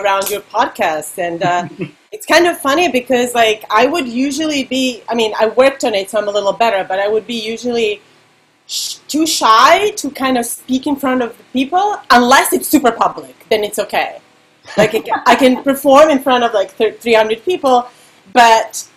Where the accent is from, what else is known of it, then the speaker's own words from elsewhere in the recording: Serbia; English is a second language; moved away; me growing up in Serbia and learning all the pop songs by imitating them